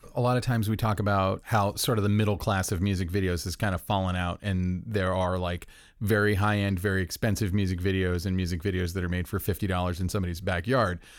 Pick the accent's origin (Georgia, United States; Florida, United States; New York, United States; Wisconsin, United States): Florida, United States; Orlando; I'm from Orlando